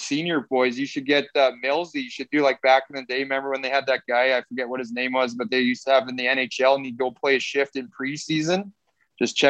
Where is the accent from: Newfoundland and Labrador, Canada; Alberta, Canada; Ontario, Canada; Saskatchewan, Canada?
Saskatchewan, Canada; also born or lived in Orlando, Florida; I'm from Ryan, Saskatchewan, small town.